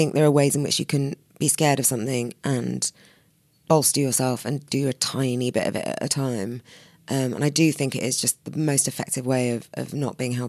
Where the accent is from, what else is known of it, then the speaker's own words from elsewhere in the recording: London, United Kingdom; I'm such a Londoner. I'm so bored by the tube.